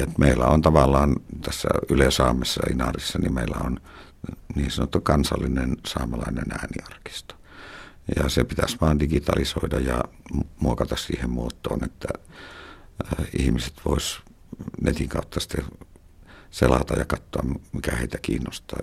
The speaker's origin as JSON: {"language": "Finnish", "town": "Karigasniemi", "region": "Lapland", "country": "Finland", "tie": "born or raised there", "said": "Mä oon viettänyt lapsuuteni tuolla Karikasniemessä, Utsion Karikasniemessä."}